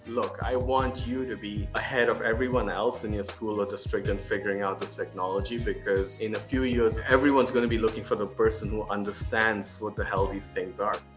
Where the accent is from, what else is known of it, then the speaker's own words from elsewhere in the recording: Oman; we were living in Oman, growing up in Oman